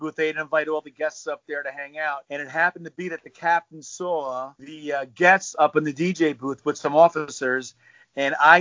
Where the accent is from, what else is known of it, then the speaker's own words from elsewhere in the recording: New Jersey, United States; I'm from the East Coast, I'm from Jersey